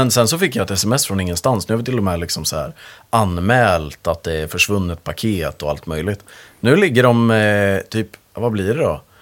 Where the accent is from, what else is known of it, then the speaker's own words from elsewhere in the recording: Högdalen, Stockholm County, Sweden; Jag är ju typ från Högdalen.